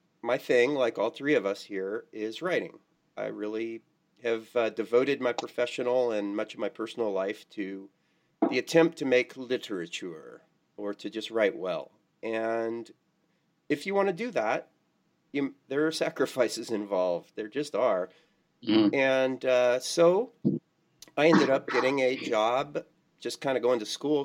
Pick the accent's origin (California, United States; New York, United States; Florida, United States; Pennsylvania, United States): California, United States; now in Quad Cities, United States; my biggest public identity is that I'm from California